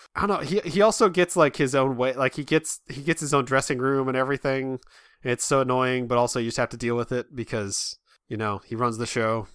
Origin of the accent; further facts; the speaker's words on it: Midwest, United States; I'm from the Midwest.